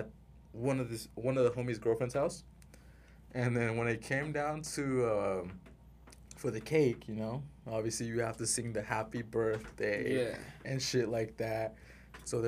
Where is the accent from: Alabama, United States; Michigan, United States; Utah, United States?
Utah, United States; Salt Lake City; also born or lived in Simi Valley, California; Born in Simi Valley, raised in Salt Lake City.